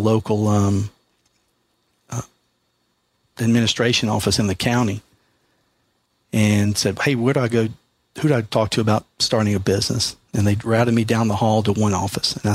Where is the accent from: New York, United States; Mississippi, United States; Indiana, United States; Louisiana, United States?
Mississippi, United States; now in Virginia, United States; I'm originally from Mississippi